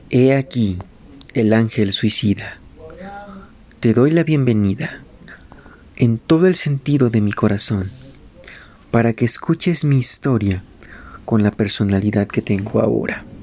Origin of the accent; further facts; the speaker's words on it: Madrid, Community of Madrid, Spain; moved away; also born or lived in Rüsselsheim, Germany; Yo nací en Rustenheim, Alemania, el 13 de octubre de 1969. Y, donde muy joven, me mudé a Madrid, España, en donde viviría una de las más grandes experiencias de mi infancia.